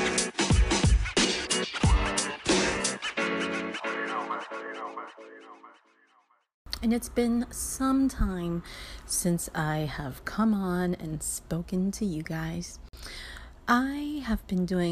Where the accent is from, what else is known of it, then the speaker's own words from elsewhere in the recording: Miami, Florida, United States; I grew up in Miami.